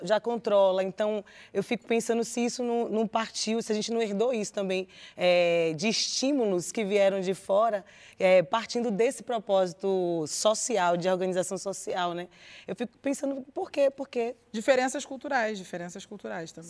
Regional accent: Rio Vermelho / Nordeste de Amaralina, Bahia, Brazil; Eu cresci no Rio Vermelho, sou do Nordeste, mas cresci no

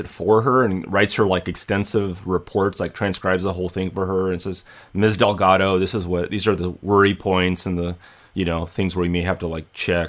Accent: Hollywood, California, United States; It's my hometown, man. Hollywoodland.

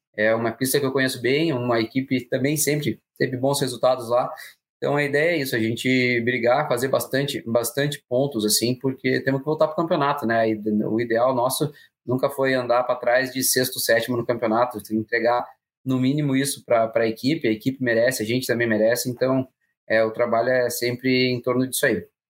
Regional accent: Paraná, Brazil; eu, como paranaense

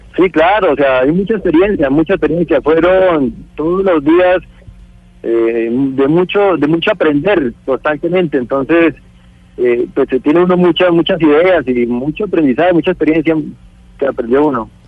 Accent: Colombia; soy colombiano

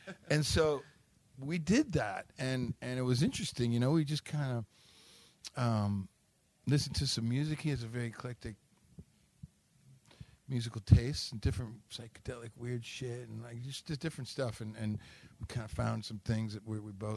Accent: Detroit, Michigan, United States; moved away; a hometown boy like me

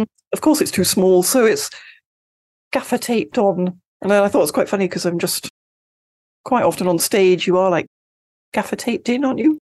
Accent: Sevenoaks, South East England, United Kingdom; I grew up in, uh, Seven Oaks in Kent, in the U K.

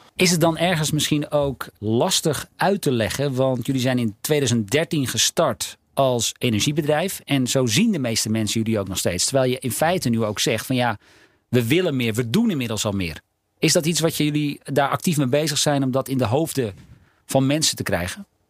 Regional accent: North Holland, Netherlands; Ik ben opgegroeid in Noord-Holland

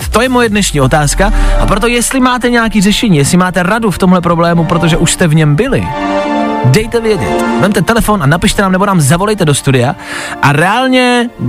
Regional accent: Horní Bučice, Central Bohemian Region, Czechia; Horní Bučice u Čáslavy.

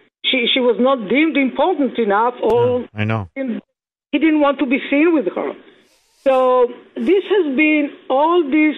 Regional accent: Israel; now in United States; I mean, I came from Israel, and what is happening there, they are very similar to what's happening here.

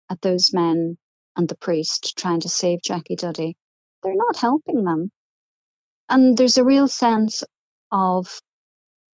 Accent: Omagh, Northern Ireland, United Kingdom; He was the local bishop where I grew up in Omagh

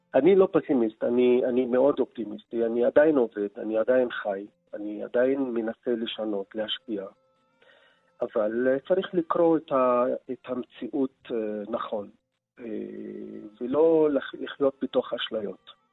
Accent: Nazareth, Northern District, Israel; Hebrew is a second language; moved away as an adult; also born or lived in former Soviet Union / Berlin; אני יליד נצרת, בית ליברלי, רב תרבותי

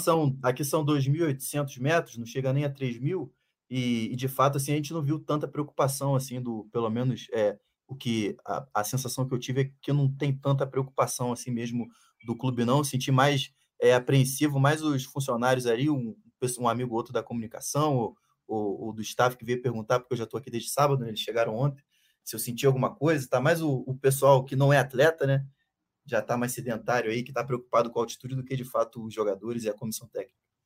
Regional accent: São Gonçalo, Rio de Janeiro, Brazil; parte da minha família era de Niterói, só que eu cresci em São Gonçalo

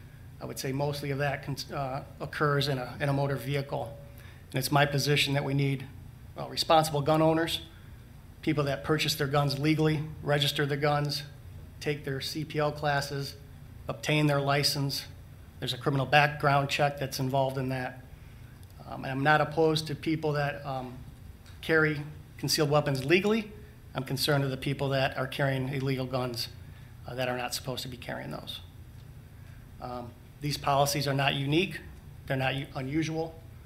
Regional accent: St. Joseph, Michigan, United States; also born or lived in Columbia, South Carolina / Ingham County, Michigan; So I grew up in St. Joseph, Michigan, attended St. Joseph High School, graduated in 1988.

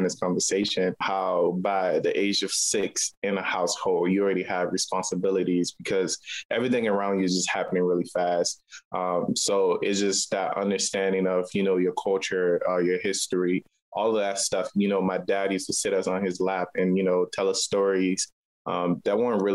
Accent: Monrovia, Montserrado, Liberia; now in Baltimore, United States; I was born in Liberia, West Africa. And I was born on Bushrod Island. So technically, I'm an island kid

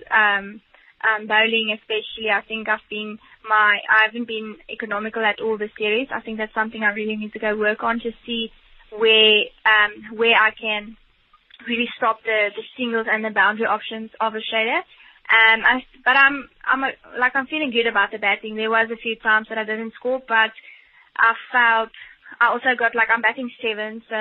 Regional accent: South Africa

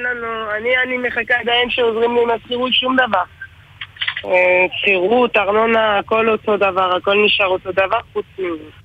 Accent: France; now in Tel Aviv, Israel; אני צרפתי

